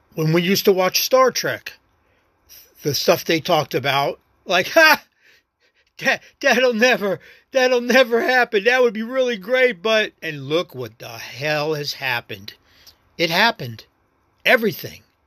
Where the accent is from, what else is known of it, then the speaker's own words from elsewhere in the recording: Las Vegas, Nevada, United States; accent: New York; moved away as an adult; also born or lived in New York; now in Virginia, United States; Raised in Vegas, man. My hometown, and I miss it dearly